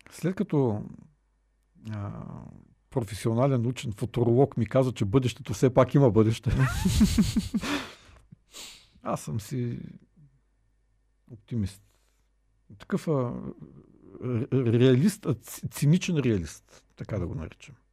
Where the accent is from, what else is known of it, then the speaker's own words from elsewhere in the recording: Bulgaria; аз слушай, като българин, аз го